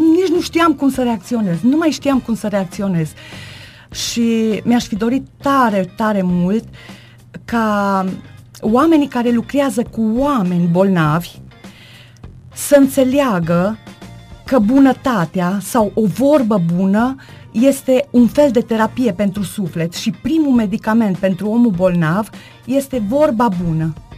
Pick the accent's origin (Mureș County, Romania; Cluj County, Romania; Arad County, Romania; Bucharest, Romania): Mureș County, Romania; Târnăveni; moved away as an adult; now in Gothenburg, Sweden; am locuit în Târnăveni, uh, am plecat în străinătate acum 10 ani și m-am stabilit în Göteborg, Suedia